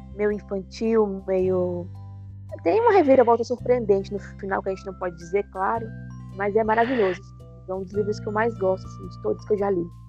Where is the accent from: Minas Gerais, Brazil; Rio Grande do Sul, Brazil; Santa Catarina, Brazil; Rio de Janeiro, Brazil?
Minas Gerais, Brazil; north of; accent: mineiro; now in Belo Horizonte, Brazil; Eu sou de, do norte de Minas, mas eu estou em Belo Horizonte no momento